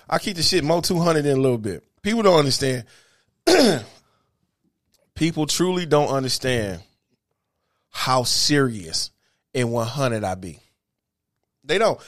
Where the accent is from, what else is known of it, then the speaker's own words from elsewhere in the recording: Detroit, Michigan, United States; I'm from the hood